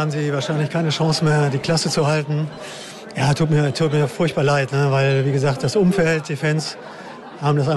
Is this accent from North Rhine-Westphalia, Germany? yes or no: yes; Höxter, North Rhine-Westphalia, Germany; Ist ja außerdem meine, meine Heimat hier, ne? Woher kommst du genau? Ich bin in Höxter geboren.